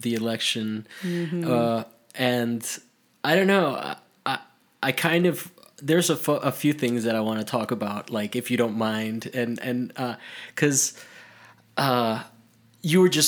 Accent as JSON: {"language": "English", "region": "Florida", "country": "United States"}